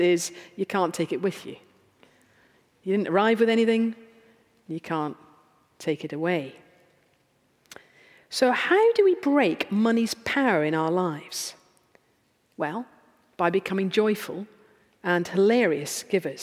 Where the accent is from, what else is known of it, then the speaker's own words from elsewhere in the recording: United Kingdom; we're British